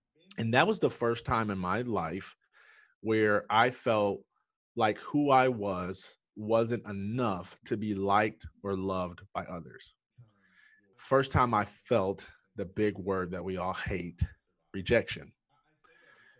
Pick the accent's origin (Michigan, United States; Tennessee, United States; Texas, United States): Michigan, United States; Jackson; I was born and raised in Jackson, Michigan